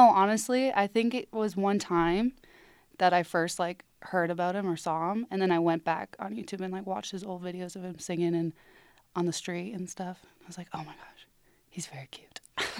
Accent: Ontario, Canada; moved away as an adult; now in Reno, United States; So I'm from Ontario, Canada.

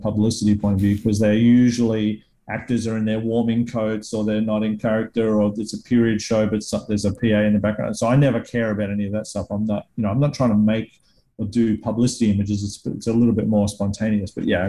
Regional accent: Australia; I, of course, haven't grown up in the US to compare it to either. But I feel like in the Australian filmmaking world, we have a lot less resources.

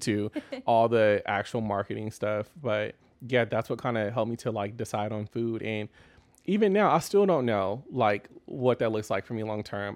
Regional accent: Austin, Texas, United States; growing up in Austin, uh, it's very different now

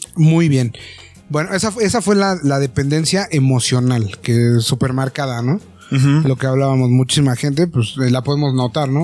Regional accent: Mexico; como mexicanos

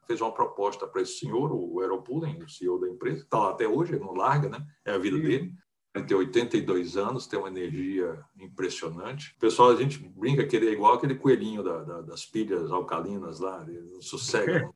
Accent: Fortaleza, Ceará, Brazil; moved away; eu nasci em Fortaleza, no Ceará, já tem bastante tempo, eu estou com 64 anos

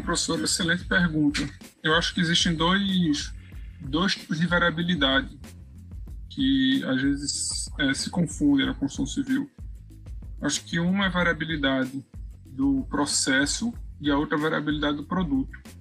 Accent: Recife, Pernambuco, Brazil; eu sou de Pernambuco, é, Recife, né, capital

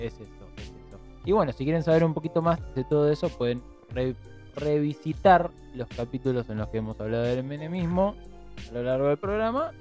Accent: Buenos Aires Province, Argentina; en el segundo y tercer cordón del conurbano, quienes somos descendientes de familias que vienen del interior

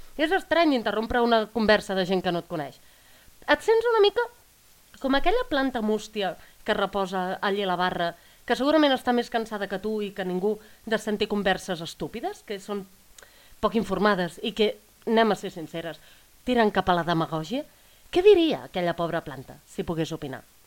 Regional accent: Catalonia, Spain; jo he crescut en un poble petit

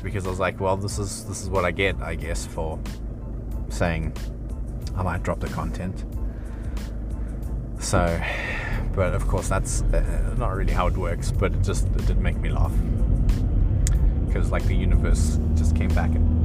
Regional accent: Johannesburg, Gauteng, South Africa; moved away; I'm from Joburg.

